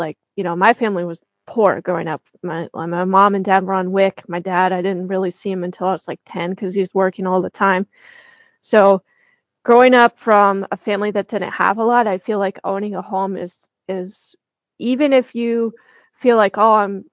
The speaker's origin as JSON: {"language": "English", "region": "the Bible Belt", "country": "United States", "tie": "born or raised there", "said": "I grew up in the Bible Belt"}